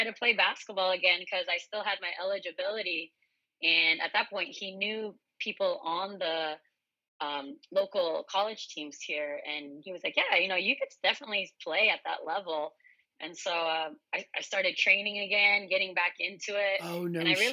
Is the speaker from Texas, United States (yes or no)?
no; Santa Cruz, California, United States; moved away as an adult; also born or lived in San Diego, California; now in Hawaii, United States; I'm Japanese Filipino, but I grew up in actually Santa Cruz, California